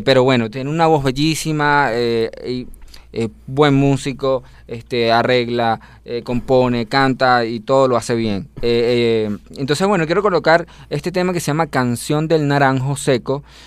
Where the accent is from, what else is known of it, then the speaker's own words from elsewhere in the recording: Venezuela; yo soy el único venezolano de toda mi familia